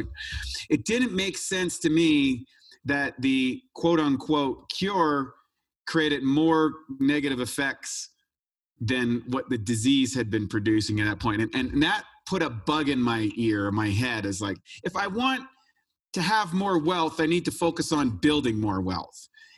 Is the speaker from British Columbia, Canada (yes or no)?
no; New Brunswick, Canada; I grew up in Canada, an ordinary kid, just playing hockey and all that sort of stuff in a place called New Brunswick, which is right next to Maine